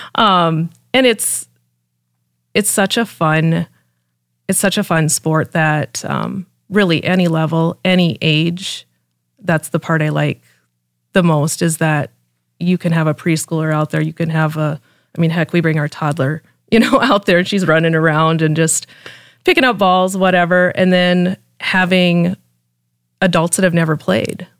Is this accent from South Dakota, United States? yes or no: yes; Mitchell, South Dakota, United States; moved away as an adult; now in Brandon, United States; I grew up in Mitchell and, um, lived in Brandon now for six